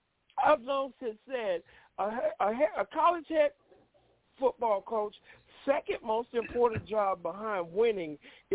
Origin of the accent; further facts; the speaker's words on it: Louisiana, United States; moved away; I grew up in Louisiana